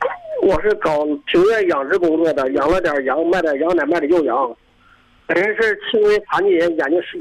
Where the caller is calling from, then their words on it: Shuangcheng, Heilongjiang, China; 哦，我是来自双城地区，